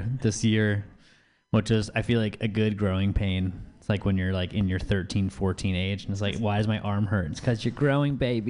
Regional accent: San Francisco, California, United States; also born or lived in Philadelphia; I grew up in Petro Hill, and I've been going to the Parkside since I was a kid.

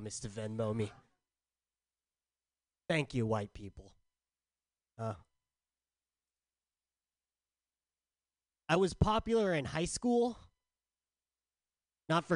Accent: San Diego, California, United States; I'm from San Diego

